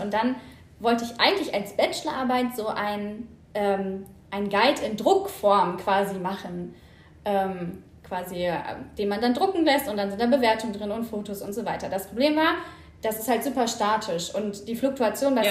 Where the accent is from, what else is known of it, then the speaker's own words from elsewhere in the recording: Hanover region, Lower Saxony, Germany; ursprünglich komme ich aus der Region von Hannover